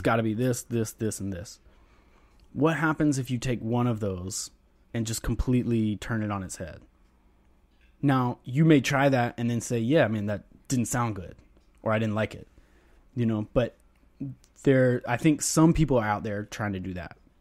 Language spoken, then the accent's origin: English; North Carolina, United States; moved away; also born or lived in Tallahassee, Florida; growing up in North Carolina and then living in Tallahassee, Florida